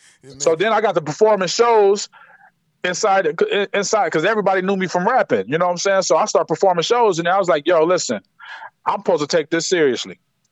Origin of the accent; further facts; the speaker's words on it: Akron, Ohio, United States; Man, Akron is a lot different than anybody would expect because people think it's a small city, but it's not. It's a big city in small quarters.